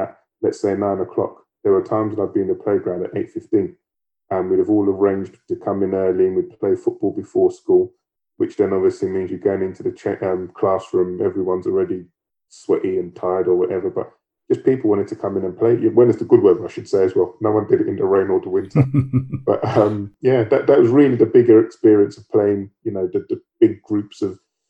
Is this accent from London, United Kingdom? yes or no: yes; London, United Kingdom; I grew up in Peckham